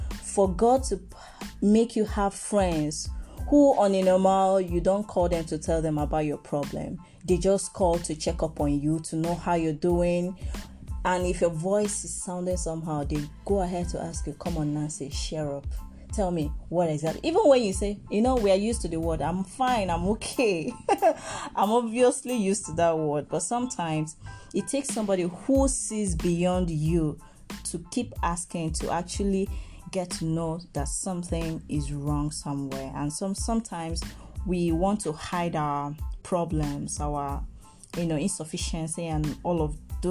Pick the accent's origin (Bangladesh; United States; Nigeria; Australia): Nigeria; I'm from Nigeria. Proud Igbo girl